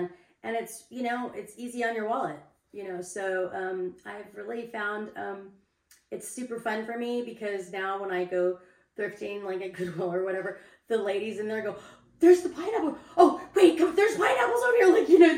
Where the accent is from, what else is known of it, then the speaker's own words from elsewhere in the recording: Santa Barbara, California, United States; moved away as an adult; also born or lived in North Shore, Hawaii; I'm from Santa Barbara originally. I moved to the North Shore when I was like 19 or 20.